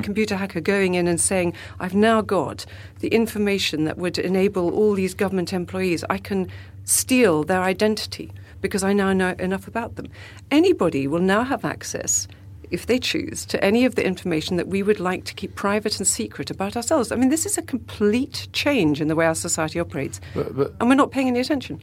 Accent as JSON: {"language": "English", "country": "South Africa", "moved": "yes", "said": "I come from South Africa"}